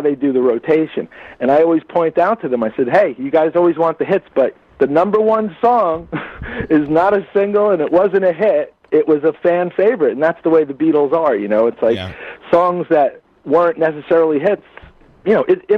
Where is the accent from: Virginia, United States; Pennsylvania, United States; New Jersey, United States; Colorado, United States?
New Jersey, United States; I'm from North Jersey. That's where I'm from originally. Yeah, I grew up in New Jersey